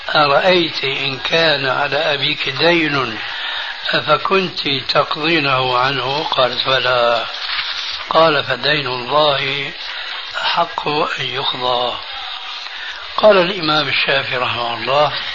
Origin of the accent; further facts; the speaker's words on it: Syria; عندنا في سوريا